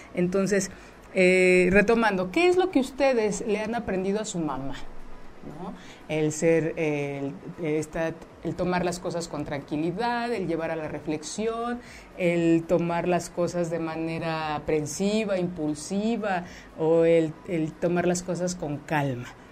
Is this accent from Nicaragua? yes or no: no; Mexico; nuestra cultura como mexicanos, como mexicanas